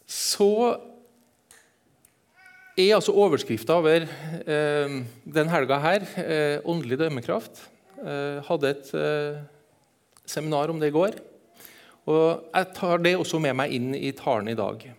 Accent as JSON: {"language": "Norwegian", "region": "Eastern Norway", "country": "Norway", "accent": "Trøndersk", "said": "Så jeg, jeg er østlending. Snakker trøndersk, jeg er østlending, jeg er halvt sørlending."}